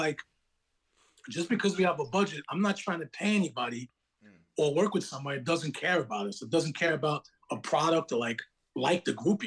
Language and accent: English; Long Beach, New York, United States; moved away; also born or lived in Brooklyn, New York; I'm from Long Beach, the same town that … from